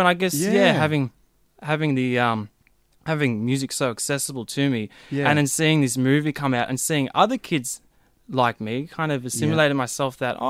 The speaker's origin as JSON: {"language": "English", "town": "Mitcham", "region": "Victoria", "country": "Australia", "tie": "born or raised there", "said": "Well, from the eastern suburbs in Mitcham."}